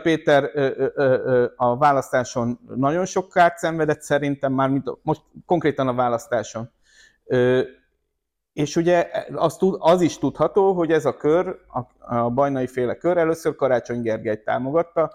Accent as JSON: {"language": "Hungarian", "town": "Győr", "region": "Győr-Moson-Sopron", "country": "Hungary", "tie": "born or raised there", "said": "Győrött, az én szülővárosomban"}